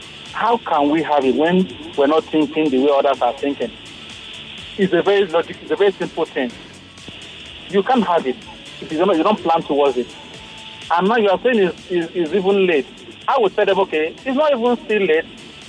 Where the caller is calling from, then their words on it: Ayobo, Lagos, Nigeria; And I'm calling you from Ayobo at the moment.